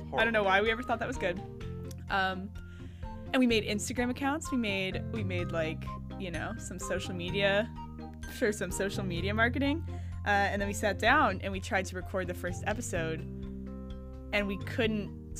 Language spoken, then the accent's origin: English; near Akron, Ohio, United States; I also was born and raised in Ohio, near Akron, if you know where that is.